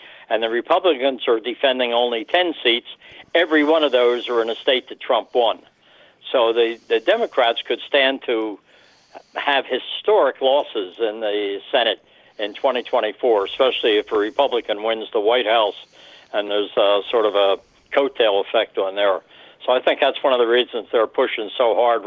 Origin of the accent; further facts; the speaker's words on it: Chester, Pennsylvania, United States; I grew up in Chester, Pennsylvania